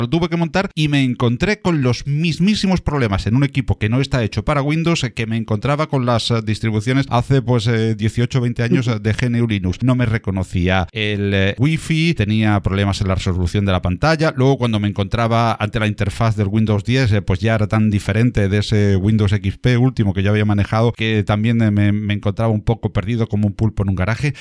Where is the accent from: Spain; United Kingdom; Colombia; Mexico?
Spain; Málaga, Andalusia; de Málaga, pues eh, no es porque yo lo haya elegido, porque sea mi tierra